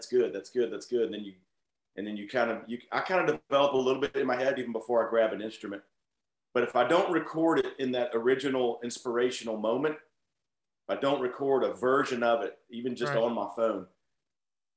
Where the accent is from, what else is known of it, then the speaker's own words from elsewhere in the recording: Atlanta, Georgia, United States; We're from Atlanta